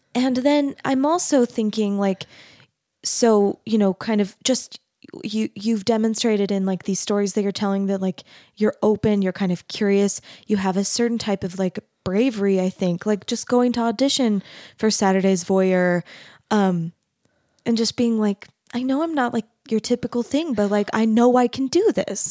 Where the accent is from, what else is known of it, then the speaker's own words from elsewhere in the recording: Arizona, United States; moved away as an adult; also born or lived in Texas; I grew up in Arizona, which is not, and then I went to school in Texas.